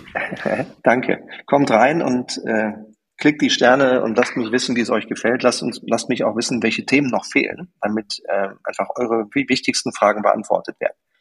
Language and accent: German; Germany; weil ich Deutscher bin